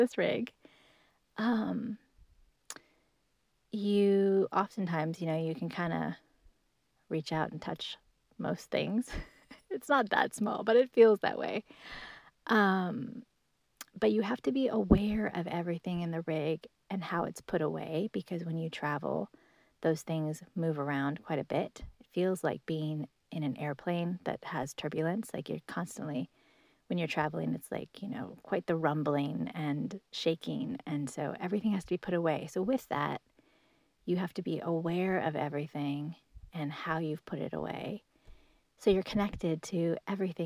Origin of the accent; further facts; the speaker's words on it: Washington, United States; I grew up in Washington State